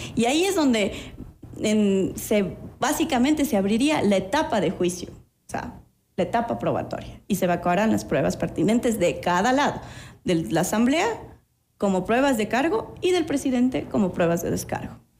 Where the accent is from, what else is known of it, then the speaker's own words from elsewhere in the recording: Ecuador; nosotros como ecuatorianos